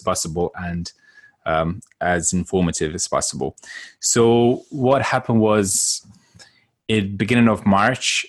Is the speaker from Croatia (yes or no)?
yes; Croatia; moved away; I'm from Croatia originally